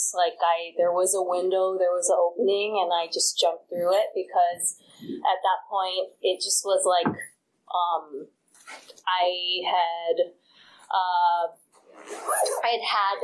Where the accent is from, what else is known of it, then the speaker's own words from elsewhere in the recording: Hawaii, United States; moved away; I grew up in Hawaii